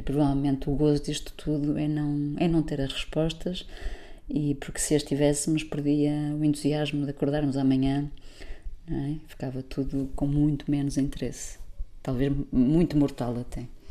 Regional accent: Porto, Norte, Portugal; moved away as an adult; also born or lived in Lisbon; sou do Porto, vim para Lisboa uhum. estudar desporto

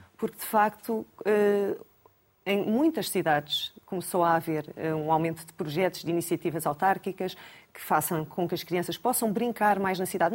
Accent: Lisbon, Portugal; Também, também sou alfacinha

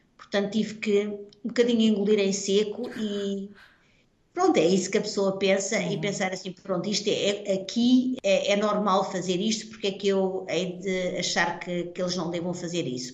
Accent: Portugal; accent: Portuguese; moved away as an adult; now in Netherlands; dou aulas em holandês, claro, com um sotaque português

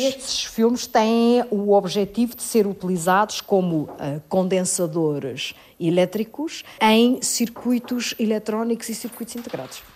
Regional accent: Ílhavo, Aveiro District, Portugal; A minha adolescência passa-se em Ilhavo, na fábrica de porcelana da Vista Alegre, no meio da porcelana.

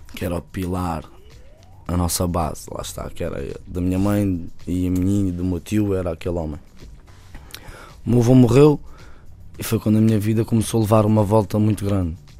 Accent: Bairro da Madorna, Lisbon, Portugal; o meu bairro depois também é ali ao lado, né? Uhum. que é o, o bairro da Madorna

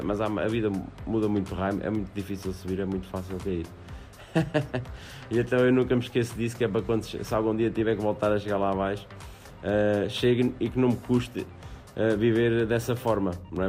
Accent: Aveiro, Centro, Portugal

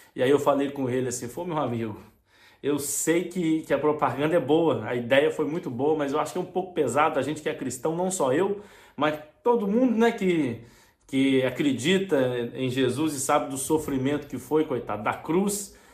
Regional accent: Brazil; eu sou do Brasil

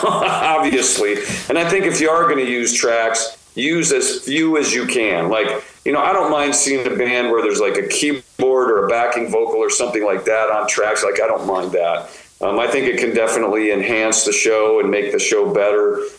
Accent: United States; we come from the United States

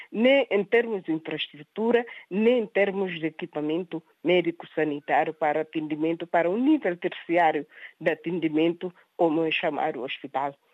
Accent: Guinea-Bissau; Não me podia sentir como guineense, como cidadã guineense

